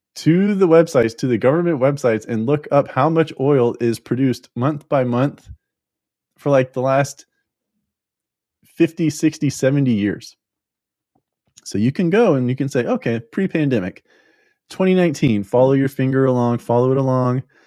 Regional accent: Florida, United States; I'm from Florida

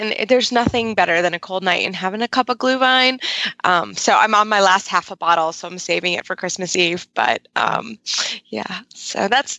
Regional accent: Kentucky, United States; So I'm from Kentucky.

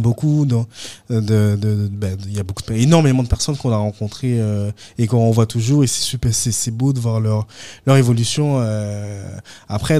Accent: Guadeloupe; moved away; je pense avoir gardé toujours un contact avec la Guadeloupe.

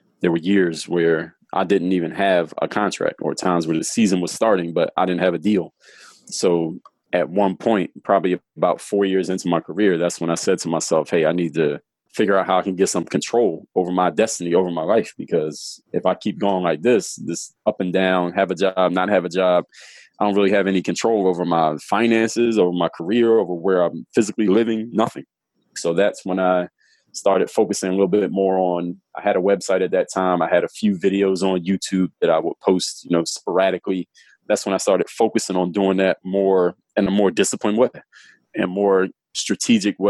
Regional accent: Philadelphia, Pennsylvania, United States; moved away as an adult; I'm from Philly, born and raised in Philly

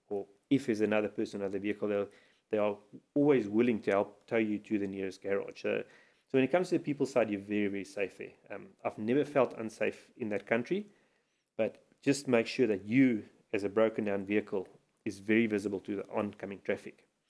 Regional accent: South Africa; as a South African traveling to Mozambique

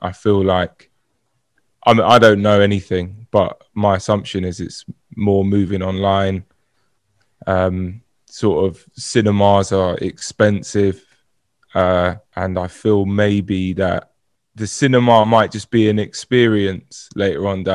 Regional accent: Brentford, London, United Kingdom; I'm from Brentford

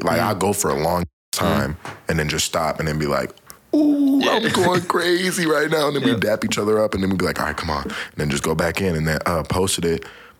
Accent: Woodbury, United States; born or raised there

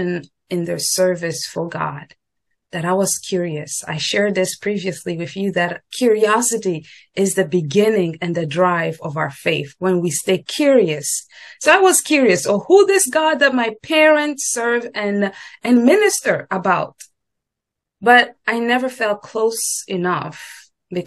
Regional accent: DR Congo; moved away as an adult; now in United States; I grew up and I was born raised in the Congo, Democratic Republic of Congo, Central Africa

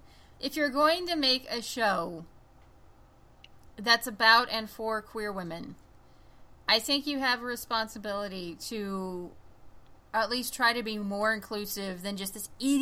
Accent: the Bible Belt, United States; growing up in the Bible Belt, like, the extreme Bible Belt

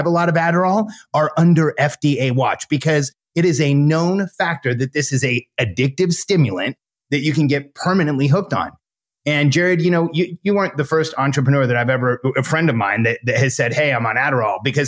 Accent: Southern California, United States; I grew up in my teens and 20s, I grew up in Southern California

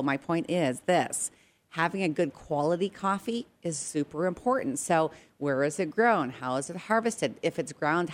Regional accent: Edmonton, Alberta, Canada; also born or lived in Regina, Saskatchewan; now in United States; I was born in Regina, Saskatchewan, but I spent most of my years in Edmonton, Alberta

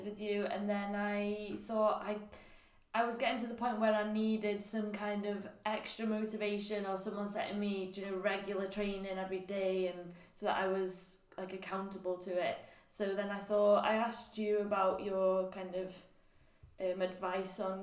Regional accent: Anglesey, Wales, United Kingdom; moved away as an adult; now in Liverpool, United Kingdom; I'm from Anglesey, and then obviously stayed there till I went to uni, and went to uni when I was 18 in Liverpool

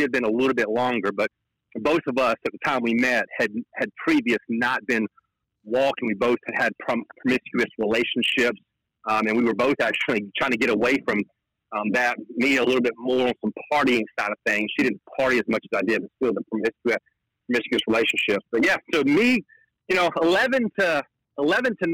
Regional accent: North Carolina, United States; I'm from North Carolina

